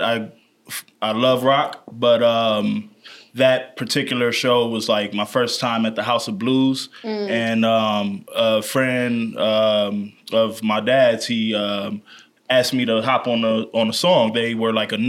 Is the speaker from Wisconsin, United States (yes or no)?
yes; Milwaukee, Wisconsin, United States; I'm from Milwaukee, Wisconsin